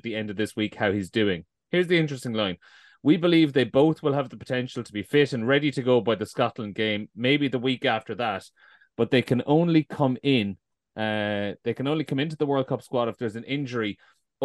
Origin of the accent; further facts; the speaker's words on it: Ireland; part of being Irish